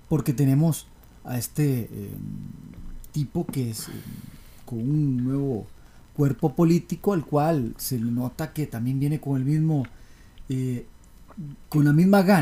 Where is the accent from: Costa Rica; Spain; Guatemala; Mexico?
Costa Rica; yo también como tico, esto es una cochinada, yo no puedo, yo también vive fuera del país